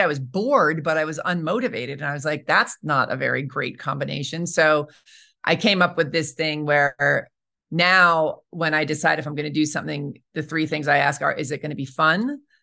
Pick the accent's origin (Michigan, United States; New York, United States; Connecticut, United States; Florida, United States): New York, United States; moved away as an adult; also born or lived in Colorado / Albuquerque / Los Angeles; now in Santa Fe, United States; I'm from New York originally, and I went to college in Colorado